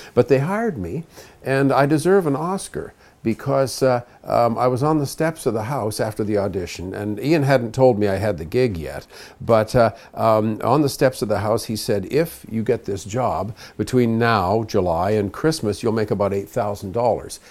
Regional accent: Toronto, Ontario, Canada; also born or lived in Montreal; We basically vibrated between Montreal and Toronto and settled in Toronto when I was about four and a half

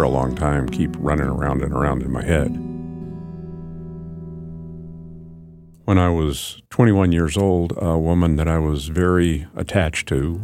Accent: Anchorage, Alaska, United States; When I was growing up in Anchorage

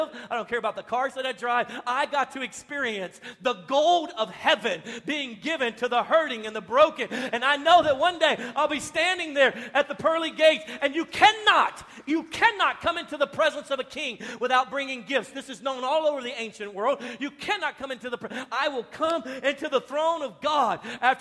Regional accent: United States; I'm American

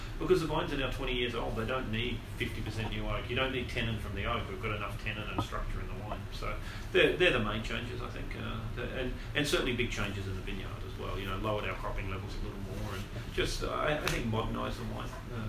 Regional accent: Australia; moved away; I'm Australian.

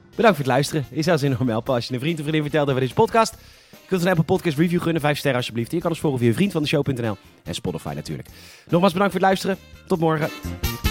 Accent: Netherlands; we waren als Nederlanders

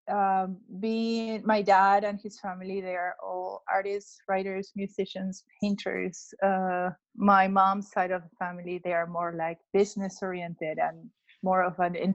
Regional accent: Lima, Peru; first language Spanish; English is a second language; moved away as an adult; now in United States; I was born and raised in Lima, Peru, in South America.

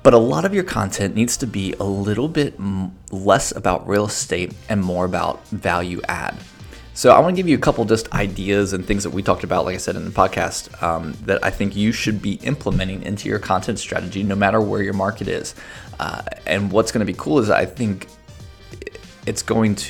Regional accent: United States; moved away; also born or lived in Chicago, Illinois; I grew up near Cincinnati

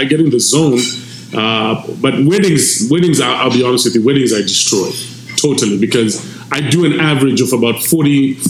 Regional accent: Zimbabwe; first language Shona; English is a second language; moved away as an adult; now in Canada; I don't mean my home country alone, Zimbabwe

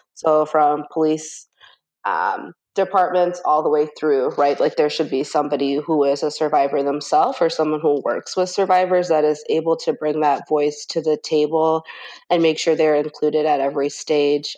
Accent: Minneapolis, Minnesota, United States; I was born here in Minneapolis um, in Cedar Riverside

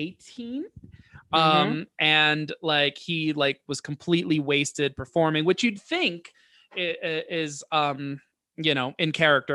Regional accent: New York, United States; I'm neurotic New Yorker to a T

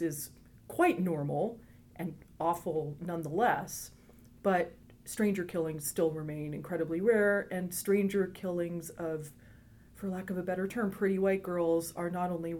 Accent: Eastern Ontario, Canada; moved away; I'm from Canada originally

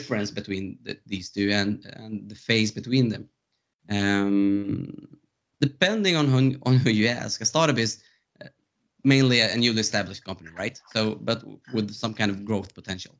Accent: Stockholm, Stockholm County, Sweden; I'm from Stockholm, Sweden

